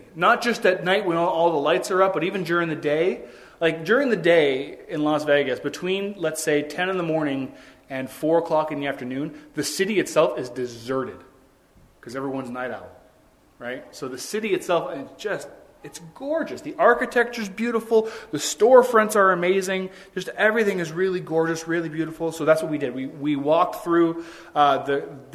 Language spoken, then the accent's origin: English; Ontario, Canada; being from Ontario, where you can't smoke anywhere